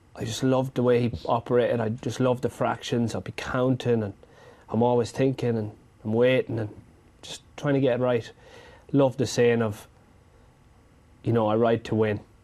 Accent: Ireland; growing up in Ireland

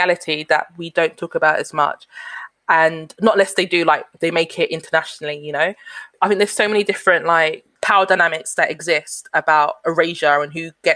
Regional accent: London, United Kingdom; being a black middle class girl growing up in Newham in a working class area

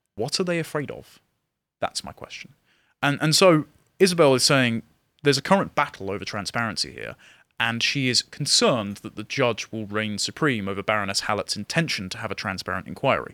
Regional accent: England, United Kingdom; I'm an Englishman

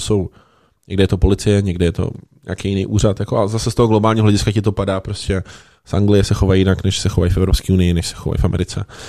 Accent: Liberec, Liberec Region, Czechia; já jsem z Liberce

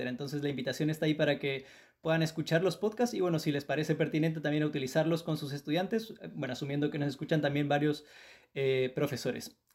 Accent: Mexico; moved away as an adult; also born or lived in Tijuana; now in Chile

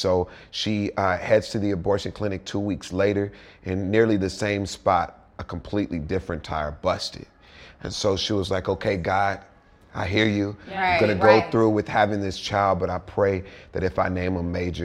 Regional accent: Houston, Texas, United States; moved away as an adult; now in Hollywood, United States; I'm originally from Houston, Texas. I grew up there, big blended family of 10 siblings

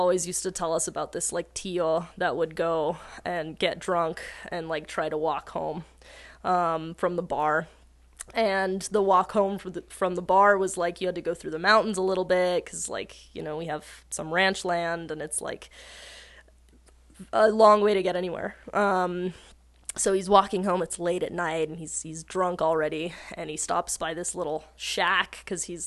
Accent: Taos, New Mexico, United States; I'm from Taos

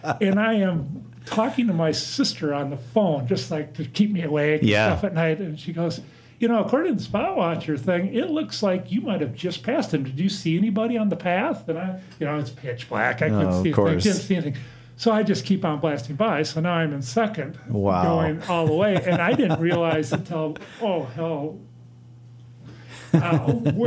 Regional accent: Menominee, Wisconsin, United States; I grew up in Menominee, Wisconsin, just over the river here

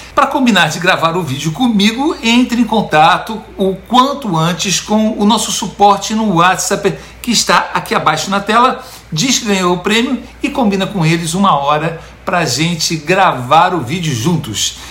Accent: São Paulo, Brazil; moved away as an adult; also born or lived in Itacoatiara, Niterói; now in United States; Eu, eu, eu sou de São Paulo

